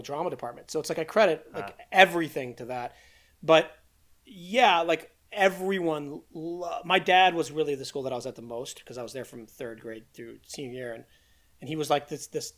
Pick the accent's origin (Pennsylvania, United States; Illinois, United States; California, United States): Pennsylvania, United States; Philadelphia; moved away as an adult; I grew up in Philly